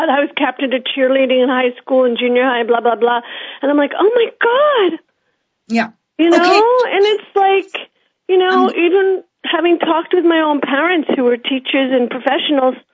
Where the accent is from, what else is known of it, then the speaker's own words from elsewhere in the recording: United States; now in Vancouver, Canada; I'm American as well as landed up here. I've been here a while.